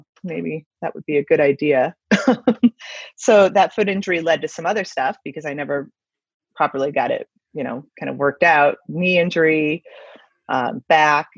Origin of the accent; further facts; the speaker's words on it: Midwest, United States; also born or lived in West Coast / East Coast / New York; now in Denver, United States; I grew up in the Midwest